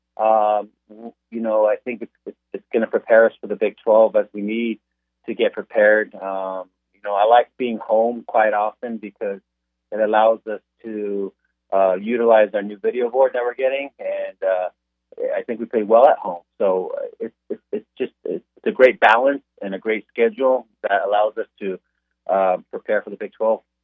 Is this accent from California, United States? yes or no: yes; Southern California, United States; now in Kansas, United States; growing up in Southern California